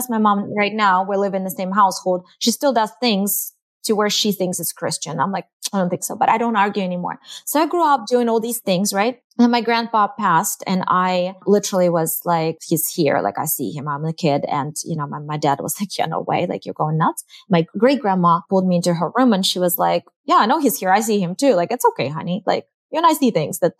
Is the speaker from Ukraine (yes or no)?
yes; Eastern Ukraine, Ukraine; now in United States; I'm from the Eastern Ukraine, which is very different than Western Ukraine. So I grew up with the label of Orthodox